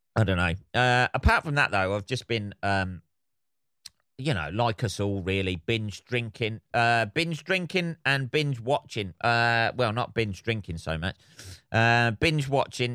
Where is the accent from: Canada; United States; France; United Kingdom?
United Kingdom; England